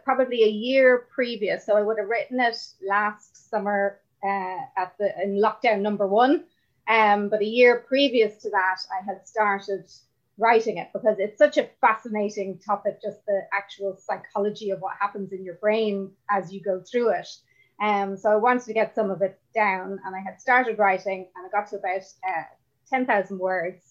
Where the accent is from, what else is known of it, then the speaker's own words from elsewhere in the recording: Ireland; as Irish people, we're quite defensive about our drinking